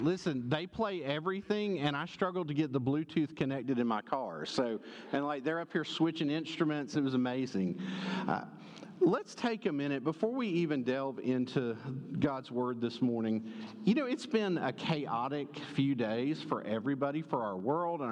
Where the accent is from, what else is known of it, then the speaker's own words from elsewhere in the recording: Conyers, Georgia, United States; moved away; First Baptist Conyers with you back in my hometown.